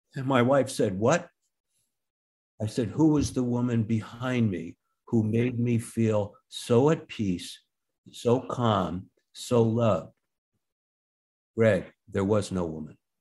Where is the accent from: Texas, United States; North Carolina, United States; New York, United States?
New York, United States; Rye; We grew up in Rye outside Manhattan